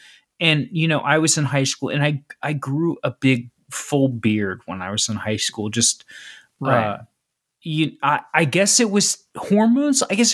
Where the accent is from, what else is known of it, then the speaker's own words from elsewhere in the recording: Cincinnati, Ohio, United States; I grew up in Cincinnati, right? I grew up east of Cincinnati, but I went to school in Cincinnati, et cetera, et cetera.